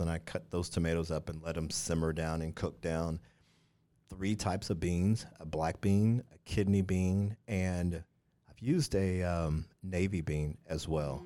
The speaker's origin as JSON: {"language": "English", "region": "Missouri", "country": "United States", "tie": "born or raised there", "moved": "yes", "said": "I grew up in Missouri"}